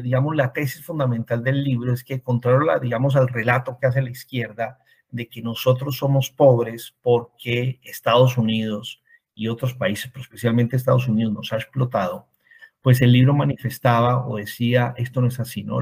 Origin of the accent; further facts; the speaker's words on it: Cali, Valle del Cauca, Colombia; also born or lived in Bogotá, Colombia; yo em, nací en Cali, Colombia, estudié en Bogotá, en la Universidad Javeriana